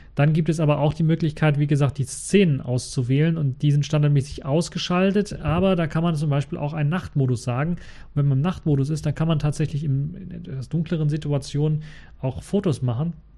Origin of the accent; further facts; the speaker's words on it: Germany; als Deutscher